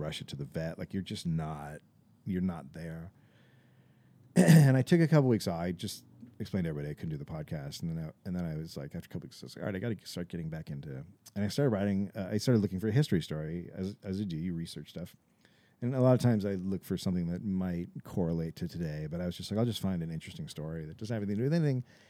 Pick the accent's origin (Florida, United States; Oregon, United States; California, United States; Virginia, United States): California, United States; Bay Area; moved away as an adult; also born or lived in Los Angeles; I was from the Bay Area